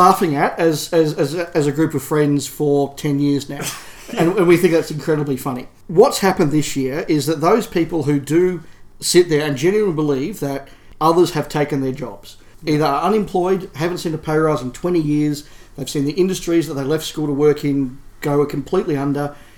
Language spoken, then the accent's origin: English; Australia; speaking as an Australian